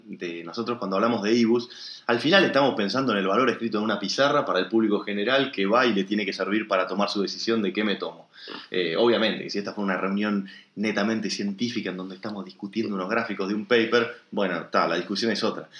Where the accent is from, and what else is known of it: El Bolsón, Río Negro, Argentina